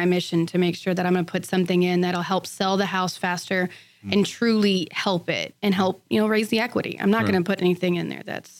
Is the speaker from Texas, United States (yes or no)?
yes; Sealy, Texas, United States; back in my hometown in Sealy.